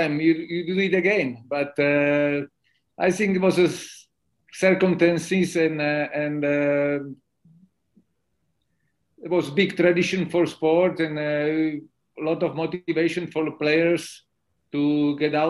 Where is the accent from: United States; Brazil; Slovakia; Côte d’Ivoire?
Slovakia; born or raised there; also born or lived in Bratislava